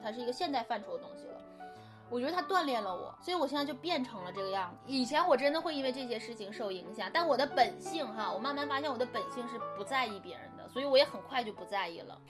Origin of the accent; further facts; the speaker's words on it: China; 我们中国人是不过复活节